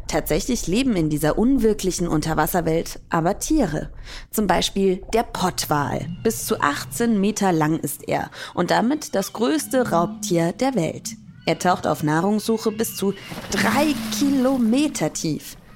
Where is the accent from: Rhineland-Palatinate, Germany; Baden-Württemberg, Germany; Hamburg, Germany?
Hamburg, Germany; ich komme aus Hamburg und ich fahre meistens an die Nordsee nach Dänemark wo die Wellen so schön hoch sind.